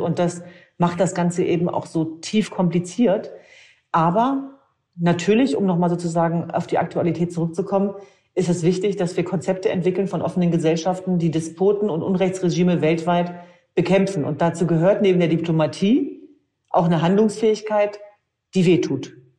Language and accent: German; Germany; uns als Deutsche